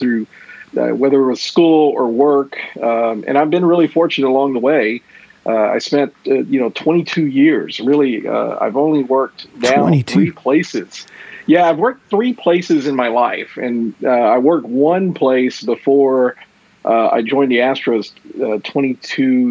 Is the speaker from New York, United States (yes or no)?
no; Houston, Texas, United States; I'm a native Houstonian.